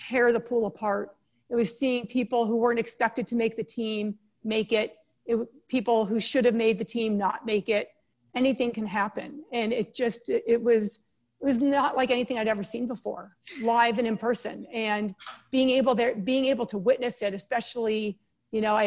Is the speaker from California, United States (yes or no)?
yes; San Diego, California, United States; also born or lived in East Coast; We moved to San Diego from the East Coast when I was 6 years old.